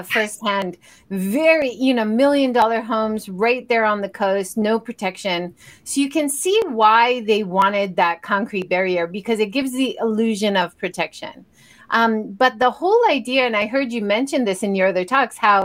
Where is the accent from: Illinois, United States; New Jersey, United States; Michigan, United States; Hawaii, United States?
Hawaii, United States; now in Japan; I grew up in Hawaii